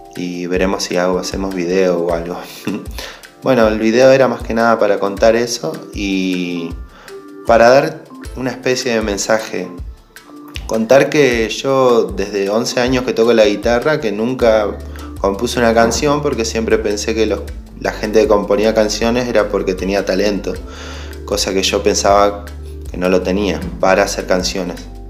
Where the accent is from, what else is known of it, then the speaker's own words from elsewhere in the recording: San Carlos de Bariloche, Río Negro, Argentina; soy de Bariloche